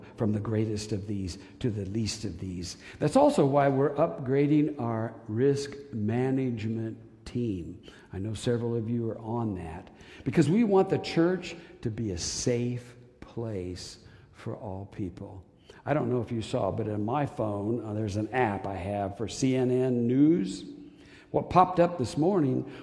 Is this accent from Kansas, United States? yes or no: yes; Wichita, Kansas, United States; I'm from Wichita